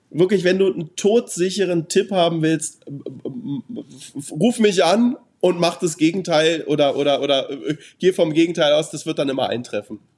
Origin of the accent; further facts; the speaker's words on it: Germany; Und ich, wie gesagt, ich bin Deutscher, ich darf in Amerika nicht wählen